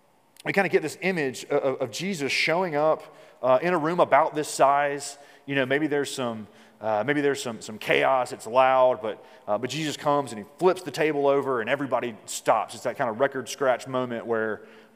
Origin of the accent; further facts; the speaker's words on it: Mississippi, United States; like the Deep South, like I'm from Mississippi